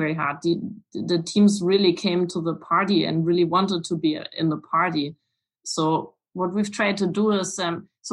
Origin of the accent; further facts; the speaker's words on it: Weimar, Thuringia, Germany; English is a second language; I was born in Weimar